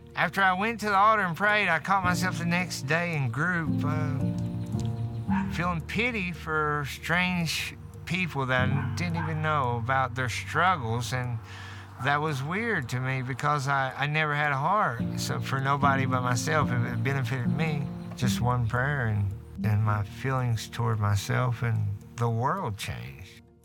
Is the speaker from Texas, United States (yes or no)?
no; Martin County, Kentucky, United States; I grew up in Martin County here